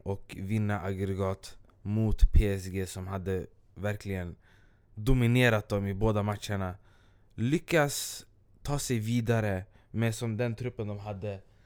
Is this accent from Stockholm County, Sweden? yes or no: yes; Stockholm, Stockholm County, Sweden; jag kommer från Askeby, det är en del av Rinkeby